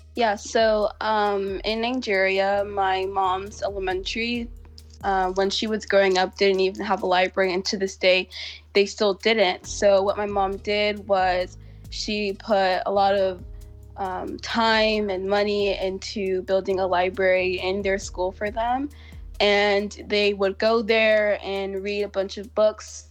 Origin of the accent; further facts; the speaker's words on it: Houston, Texas, United States; I was born and raised in Houston, Texas.